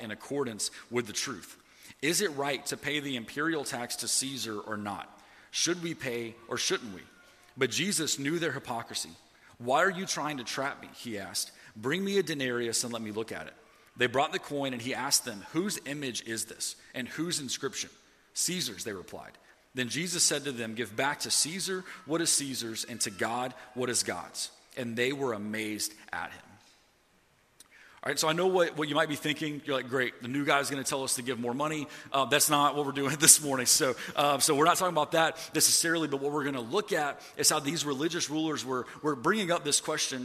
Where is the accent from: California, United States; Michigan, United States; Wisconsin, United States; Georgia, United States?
Georgia, United States; Atlanta; moved away; I'm from Atlanta